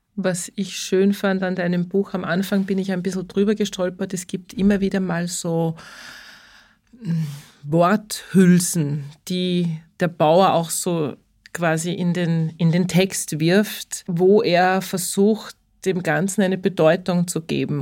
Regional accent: Upper Austria, Austria; accent: Upper Austrian dialect; ich bin auch Oberösterreicher

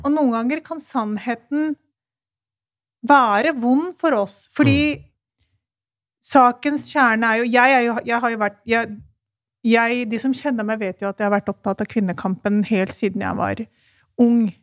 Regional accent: Pakistan; now in Norway; Jeg kommer jo fra Pakistan, så derfor så refererer jeg og den, den kulturen jeg kan best.

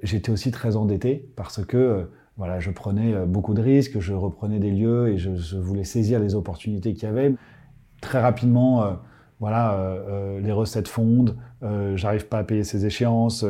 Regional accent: Paris, Île-de-France, France; J'ai grandi à Paris

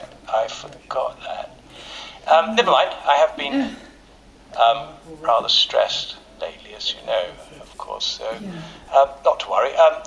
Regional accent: Ealing, London, United Kingdom; born there; I was born in Ealing, you know. I know how to do a London accent.

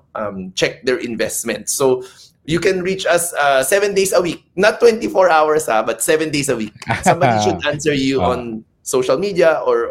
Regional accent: Davao, Davao Region, Philippines; now in Manila, Philippines; Originally, I was born in Davao, so Bisaya ako. But now I work here in Manila.

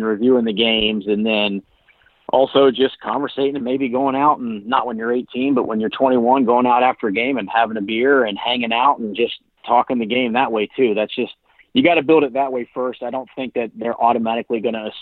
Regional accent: Indiana, United States; growing up in Indiana

